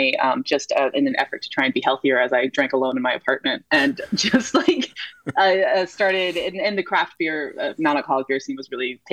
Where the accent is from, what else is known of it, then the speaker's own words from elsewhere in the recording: Pittsburgh, Pennsylvania, United States; moved away as an adult; now in Los Angeles, United States; I grew up in Pittsburgh.